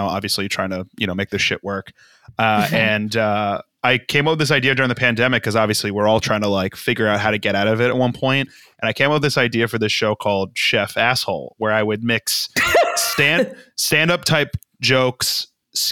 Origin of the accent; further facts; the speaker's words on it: Boca Raton, Florida, United States; moved away as an adult; also born or lived in Norwalk, Connecticut / Connecticut / New York; now in Los Angeles, United States; I was born in Norwalk. And then I grew up in Boca Raton